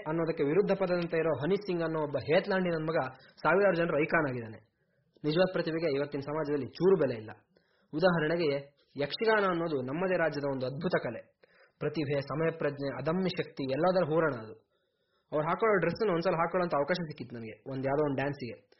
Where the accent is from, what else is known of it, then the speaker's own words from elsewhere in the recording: Koppa, Karnataka, India; ನಮ್ಮೂರು ಕೊಪ್ಪದಲ್ಲೇ